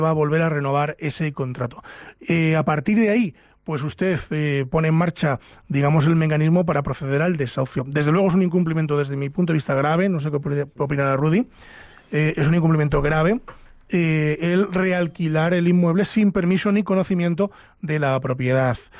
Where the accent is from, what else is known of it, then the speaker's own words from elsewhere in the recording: Ávila, Castile and León, Spain; now in Madrid, Spain; los que somos de Ávila